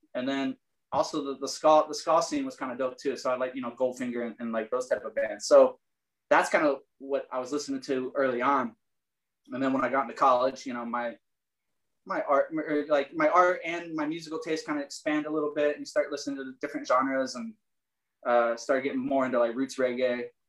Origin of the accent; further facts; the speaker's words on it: Richmond, Michigan, United States; also born or lived in Fort Wayne, Indiana / Marysville, Ohio; now in Illinois, United States; I was born in Fort Wayne, Indiana. And then my parents moved to a small town in Ohio, Marysville, Ohio. And then my parents moved to another small town in Michigan called Richmond, Michigan, just like north of Detroit.